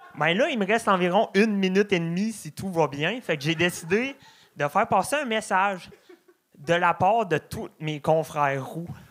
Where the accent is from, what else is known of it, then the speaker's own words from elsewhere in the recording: Beauce, Quebec, Canada; je viens de la Beauce